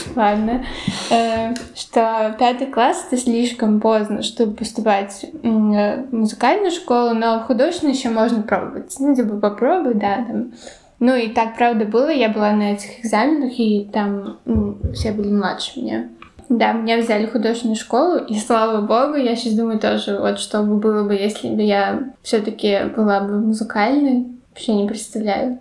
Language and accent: Russian; Latvia; accent: Latvian accent (in Russian, now gone); first language Russian; я ходила всю жизнь в Латыш латышской школы